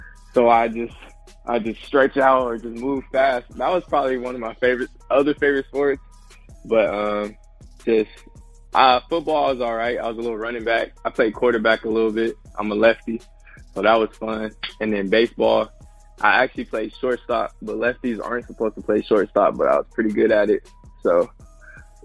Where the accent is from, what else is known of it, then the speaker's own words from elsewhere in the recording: Los Angeles, California, United States; I was born in Los Angeles, California, and we stayed in this area called the Jungles